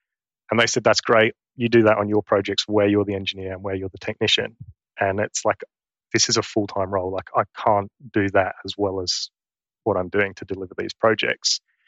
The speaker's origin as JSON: {"language": "English", "region": "East of England", "country": "United Kingdom", "accent": "Essex", "moved": "yes", "lives_now": "Queensland, Australia", "said": "So I'm from Essex in England. And if any of your listeners are familiar with the Essex accent, my Essex accent has gone. And now I probably have a very bogan Queensland accent."}